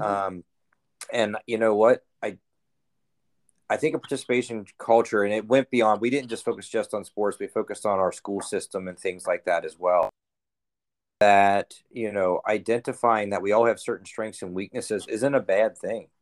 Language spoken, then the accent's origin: English; Cincinnati, Ohio, United States; also born or lived in Alabama; now in Peoria, United States; I'm from Cincinnati, Ohio